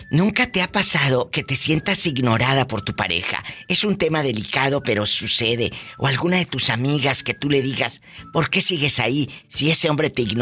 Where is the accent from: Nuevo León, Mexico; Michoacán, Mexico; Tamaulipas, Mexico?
Michoacán, Mexico; Yo soy de Michoacán.